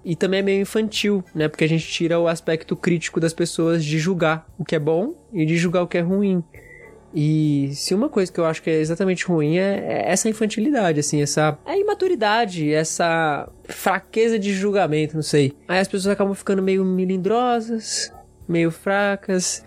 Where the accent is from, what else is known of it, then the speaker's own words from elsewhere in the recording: Brazil; eu sou brasileiro